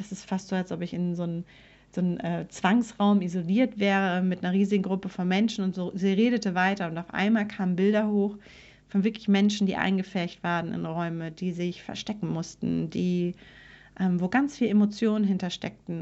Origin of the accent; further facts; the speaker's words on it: Germany; als Deutsche